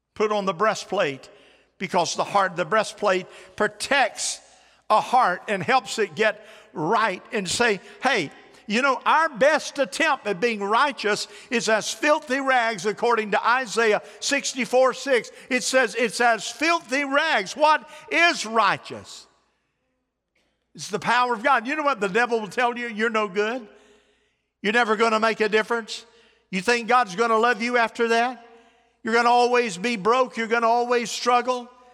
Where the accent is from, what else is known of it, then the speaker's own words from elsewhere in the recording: United States; I'm from Polk County